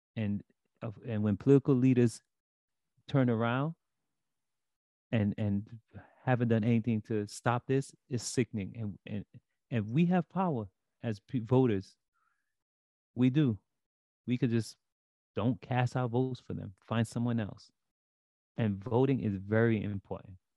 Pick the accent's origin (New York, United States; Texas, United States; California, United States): New York, United States; New York City; I grew up in Brooklyn